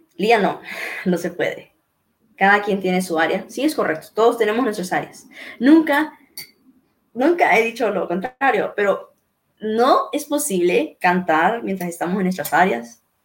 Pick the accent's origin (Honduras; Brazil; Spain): Honduras; mi Honduras está saliendo adelante